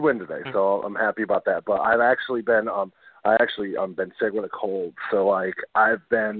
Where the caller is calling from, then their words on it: Boston, Massachusetts, United States; Hey, guys. … up in Boston.